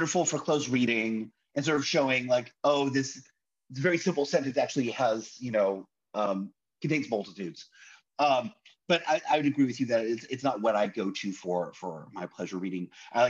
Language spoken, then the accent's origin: English; Arroyo Grande, California, United States; also born or lived in suburban Los Angeles; now in Washington, DC, United States; I really consider my hometown to be a place called Arroyo Grande, California